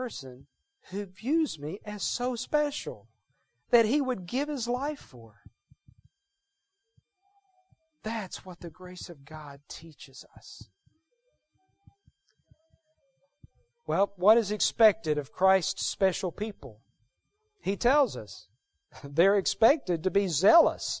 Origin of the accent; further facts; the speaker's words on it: Texas, United States; moved away as an adult; I grew up in Texas